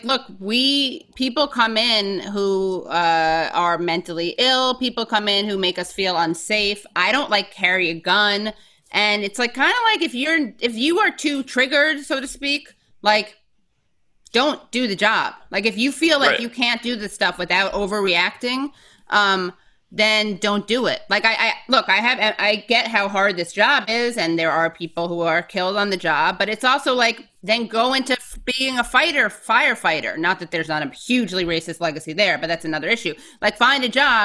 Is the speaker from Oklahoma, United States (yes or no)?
no; New York City, New York, United States; I'm from the Upper West Side.